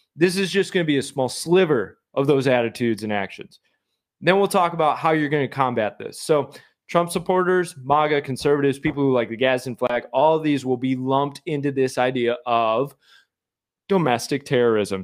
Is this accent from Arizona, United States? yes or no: no; Michigan, United States; I'm from Michigan.